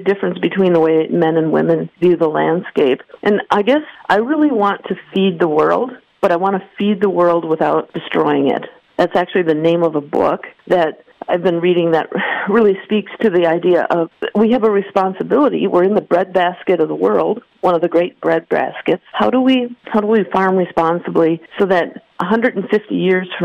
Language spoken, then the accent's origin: English; Green Bay, Wisconsin, United States; I grew up in Green Bay